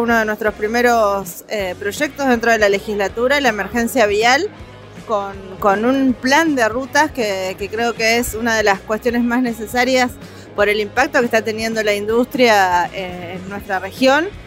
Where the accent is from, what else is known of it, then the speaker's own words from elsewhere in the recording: Neuquén, Argentina; soy una neuquina nacida y criada en mi provincia